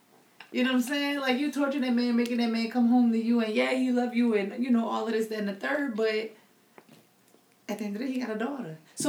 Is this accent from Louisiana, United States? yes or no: yes; Houma, Louisiana, United States; But I'm Asian from Homa, for those who don't know, another small town.